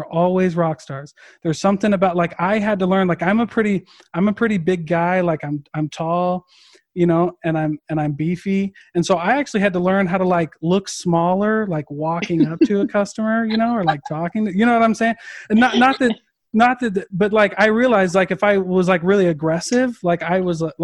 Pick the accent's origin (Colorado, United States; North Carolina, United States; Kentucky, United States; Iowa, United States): Iowa, United States; I'm from Iowa